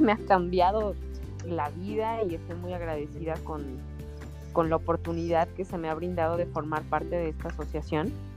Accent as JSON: {"language": "Spanish", "region": "Guanajuato", "country": "Mexico", "said": "yo soy de Guanajuato"}